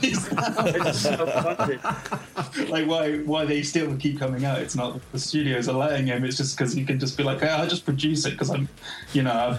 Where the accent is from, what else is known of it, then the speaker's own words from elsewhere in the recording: England, United Kingdom; someone from England that, you know, watching a movie like that already, a lot of that humor's lost on me because, you know, I'm not from the States.